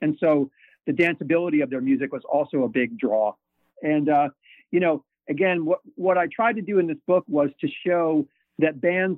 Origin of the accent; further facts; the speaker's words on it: New York, United States; You know, growing up in the New York ska scene, there were bands that were very influential to me.